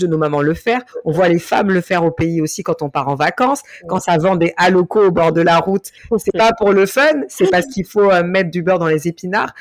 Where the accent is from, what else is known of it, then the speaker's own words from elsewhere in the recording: France; Je suis d'origine malienne. J'ai grandi et je suis née en France